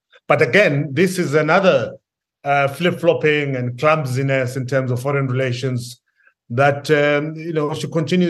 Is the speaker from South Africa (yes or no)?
yes; Soweto, Gauteng, South Africa; also born or lived in Gaza; I'm a South African. So, you know, I come from Soweto.